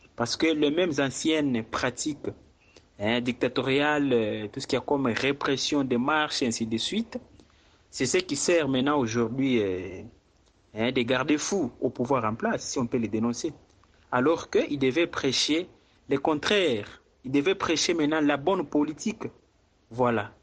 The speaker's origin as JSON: {"language": "French", "country": "DR Congo", "said": "ici chez nous en RDC"}